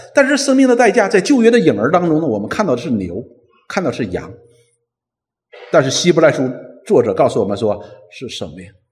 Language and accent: Chinese; China; 我们中国人